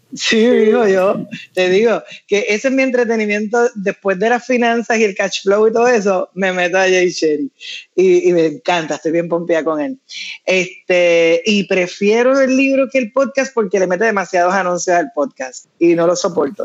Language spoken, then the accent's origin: Spanish; Puerto Rico; yo nací en Puerto Rico y tuve la bendición de ser, haber nacido en esta tierra